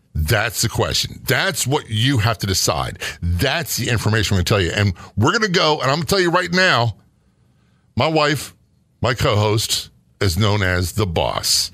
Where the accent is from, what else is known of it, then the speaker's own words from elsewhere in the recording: Saint Mary's County, Southern Maryland, United States; Southern Maryland, Saint Mary's County, to be precise, where I spent much my teenage years and also in my thirties and early forties.